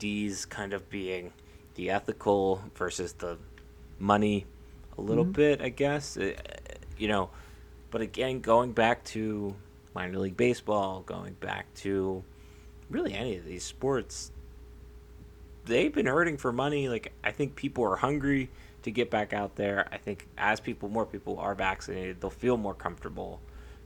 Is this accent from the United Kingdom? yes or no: no; Altoona, Pennsylvania, United States; I've always been growing up in Altoona